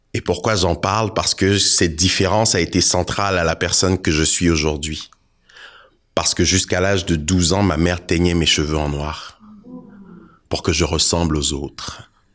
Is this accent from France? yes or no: no; Côte d’Ivoire; also born or lived in Togo (ancestry); now in Canada; suis d'origine togolaise, je suis né en Côte d'Ivoire, ça fait 22 ans que je suis au Canada.